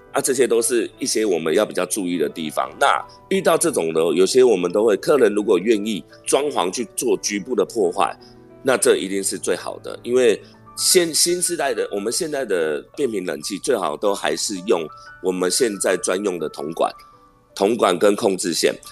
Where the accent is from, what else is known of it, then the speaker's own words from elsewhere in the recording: Miaoli County, Taiwan; moved away as an adult; also born or lived in Zhubei; 我本身是苗栗人